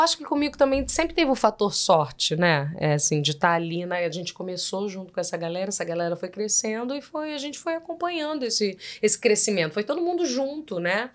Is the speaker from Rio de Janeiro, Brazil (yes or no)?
yes; Rio de Janeiro, Brazil; accent: carioca; você acha que eu sou muito carregada? como, como carioca